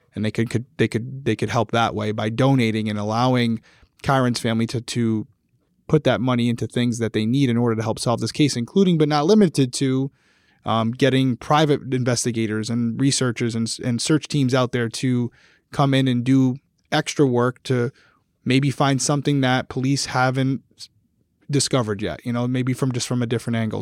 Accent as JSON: {"language": "English", "region": "Rhode Island", "country": "United States", "said": "I'm from Rhode Island."}